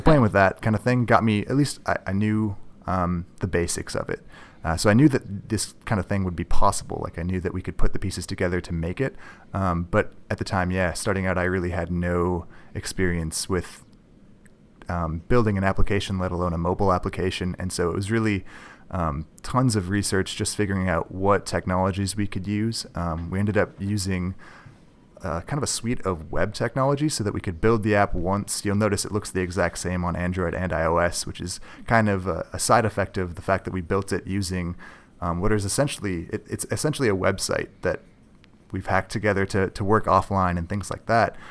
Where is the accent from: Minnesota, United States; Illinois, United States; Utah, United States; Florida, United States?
Minnesota, United States; north shore of Lake Superior; also born or lived in Duluth, Minnesota; I am from Minnesota. I grew up on the north shore of Lake Superior